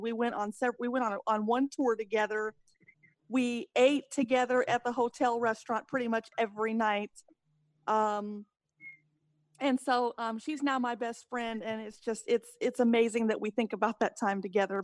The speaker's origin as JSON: {"language": "English", "town": "Gulfport", "region": "Mississippi", "country": "United States", "moved": "yes", "lives_now": "Seattle, United States", "said": "I'm originally from Gulfport, Mississippi, and I am now in Seattle, Washington."}